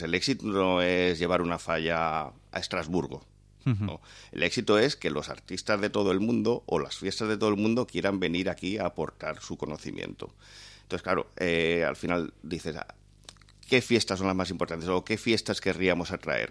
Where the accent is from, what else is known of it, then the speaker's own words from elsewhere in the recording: Valencian Community, Spain; como valencianos